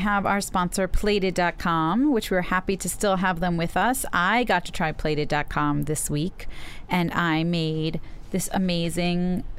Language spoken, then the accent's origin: English; New York City, New York, United States; I grew up in Brooklyn, and we all I walked to school starting in third grade.